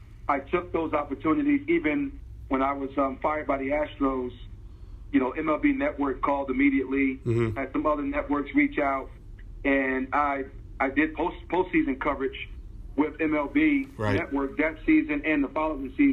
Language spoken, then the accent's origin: English; Newark, New Jersey, United States; I grew up in Newark, New Jersey